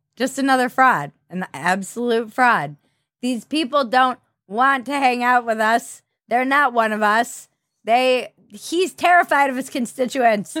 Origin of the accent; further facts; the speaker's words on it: Minneapolis, Minnesota, United States; I'm from Minneapolis